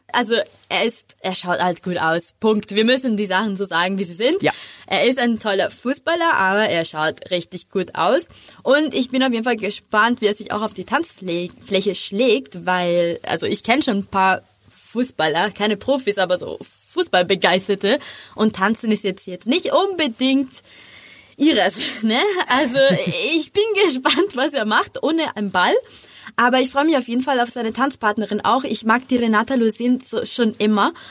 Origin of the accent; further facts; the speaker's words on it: Italy; German is a second language; Wir, wir, singen gerne, aber tanzen muss nicht